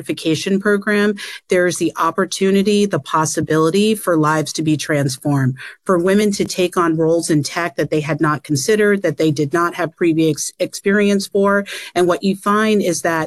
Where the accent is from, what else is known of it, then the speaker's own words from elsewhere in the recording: New York City, New York, United States; I grew up in Queens, working class family